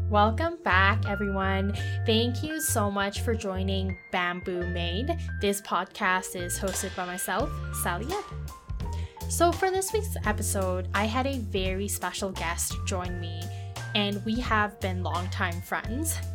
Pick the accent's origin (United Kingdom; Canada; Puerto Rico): Canada; Growing up in Canada, I feel like I was very much influenced by the Western culture